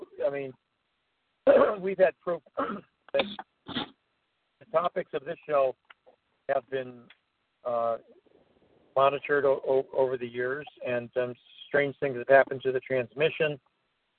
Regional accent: Evanston, Illinois, United States; here in my hometown of Evanston

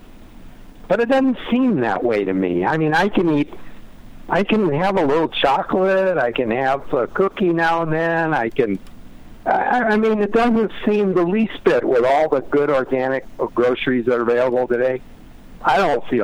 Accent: Detroit, Michigan, United States; now in San Diego, United States; I grew up in Detroit

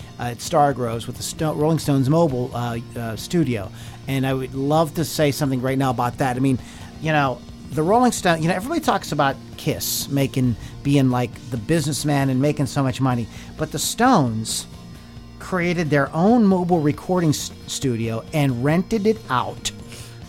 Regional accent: Pittsburgh, Pennsylvania, United States; I grew up in Pittsburgh

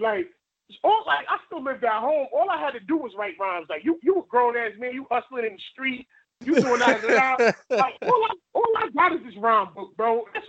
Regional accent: New York City, New York, United States; I'm from Bed-Stuy

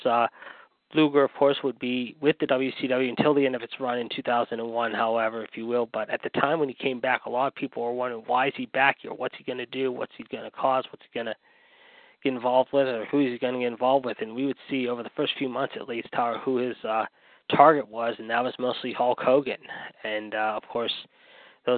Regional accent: Pittsburgh, Pennsylvania, United States; my hometown of Pittsburgh, Pennsylvania

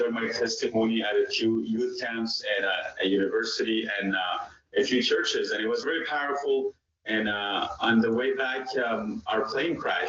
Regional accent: Iran; moved away; I'm originally from Iran.

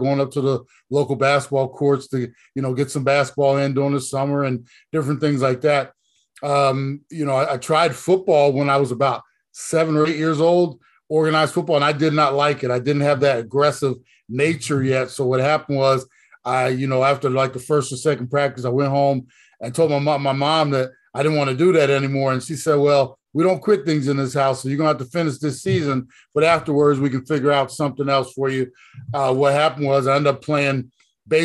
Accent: Browns Mills, New Jersey, United States; also born or lived in Trenton, New Jersey; My mother and father moved me and my brother to a small farm town in South Jersey

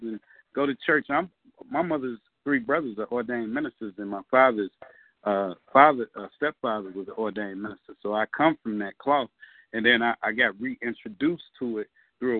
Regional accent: Chicago, Illinois, United States; I'm from Englewood.

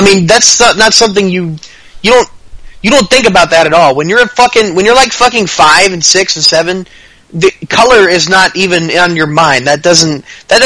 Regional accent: Texas, United States; I grew up in Texas. I live in Texas.

